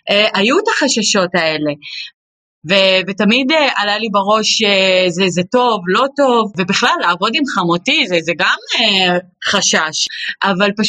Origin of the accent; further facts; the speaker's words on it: Kfar Kama, Northern District, Israel; moved away as an adult; now in Rehaniya, Israel; אני בעצם מגיעה מכפר קמא.